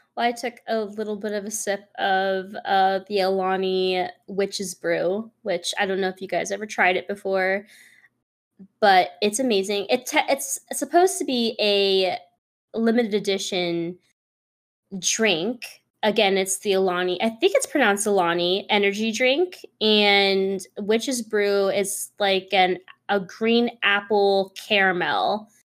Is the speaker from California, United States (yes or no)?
yes; San Francisco, California, United States; moved away as an adult; also born or lived in East Coast; I'm from San Francisco. and I moved out to the East Coast, like, way closer to the East Coast